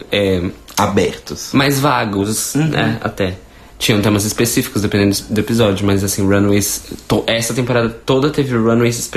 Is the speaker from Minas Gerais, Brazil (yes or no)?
yes; Minas Gerais, Brazil; accent: mineiro; eu sou, é o sotaque mineiro.